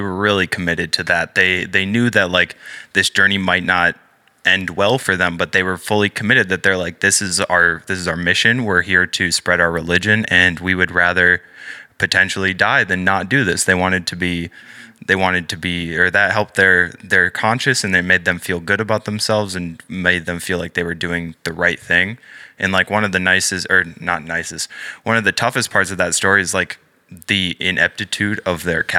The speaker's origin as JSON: {"language": "English", "region": "Upper Peninsula of Michigan", "country": "United States", "moved": "yes", "said": "I go to Saginaw Valley, and that's here in mid-Michigan, but I'm originally from the Upper Peninsula"}